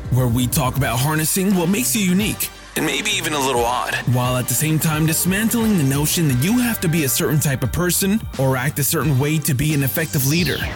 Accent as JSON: {"language": "English", "town": "Burlington", "region": "Ontario", "country": "Canada", "tie": "born or raised there", "said": "Ontario, Burlington."}